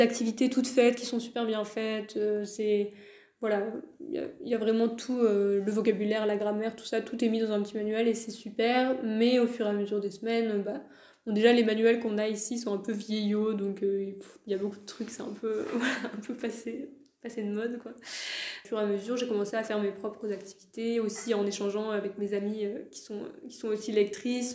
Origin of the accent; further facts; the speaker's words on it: France; first language French; moved away as an adult; also born or lived in Hungary; de chez moi en France